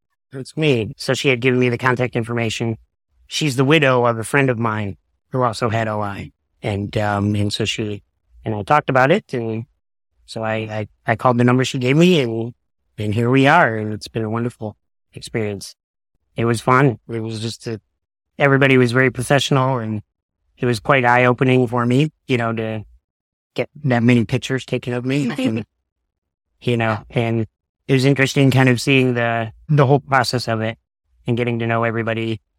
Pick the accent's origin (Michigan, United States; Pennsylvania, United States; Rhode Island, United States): Michigan, United States; Detroit; also born or lived in Boston / Chicago; I was born and raised in the Detroit area, mostly. But as a child, we moved around to Boston and Chicago.